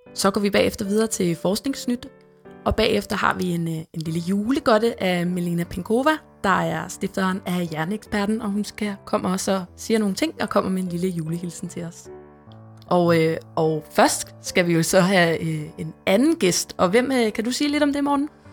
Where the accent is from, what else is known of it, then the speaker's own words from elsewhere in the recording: Amager, Capital Region of Denmark, Denmark; jeg er opvokset ude på øen Amager